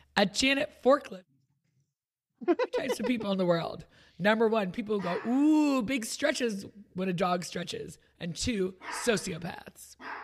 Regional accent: New York, United States; I have like a worldliness about me because I'm from New York.

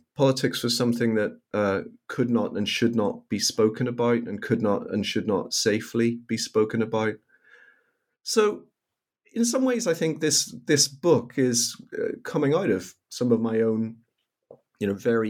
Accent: Northern Ireland, United Kingdom; even as a very young child growing up in Northern Ireland

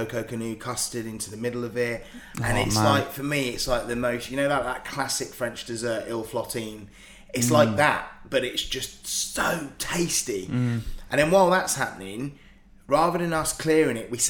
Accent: Southampton, South East England, United Kingdom; me growing up in Southampton

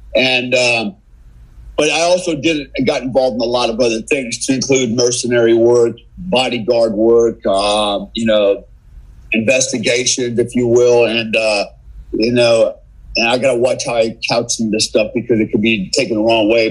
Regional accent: United States; I'm an American

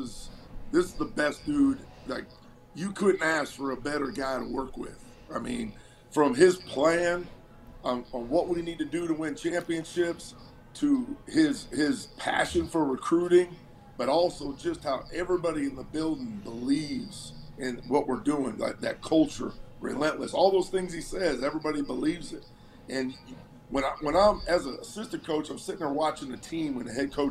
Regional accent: Cleveland, Ohio, United States; moved away; Originally from Cleveland, Ohio

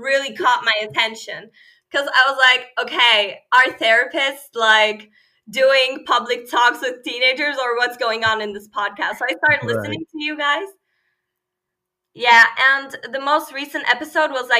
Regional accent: Istanbul, Turkey; first language Turkish; English is a second language; now in Germany; I'm from Istanbul. Yeah, I moved to Germany like 6 years ago.

